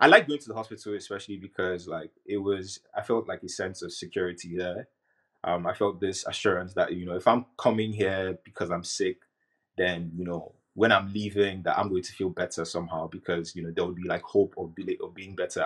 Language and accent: English; Nigeria; moved away; growing up in Nigeria